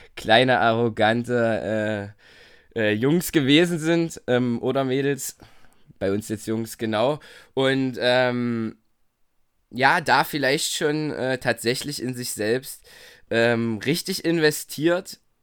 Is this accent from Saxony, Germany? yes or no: yes; Torgau, Saxony, Germany; born or raised there; also born or lived in Bitburg